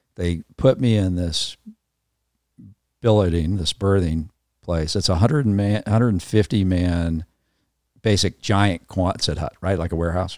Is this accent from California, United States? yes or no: yes; Los Angeles, California, United States; moved away; also born or lived in Atlanta, Georgia; I grew up in Southern California, um, was the kind of, you know, San Fernando Valley kid